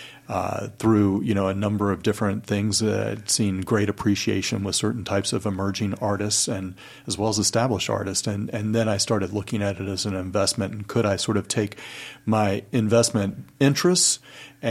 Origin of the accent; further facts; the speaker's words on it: Chattanooga, Tennessee, United States; moved away; I am originally from Chattanooga, Tennessee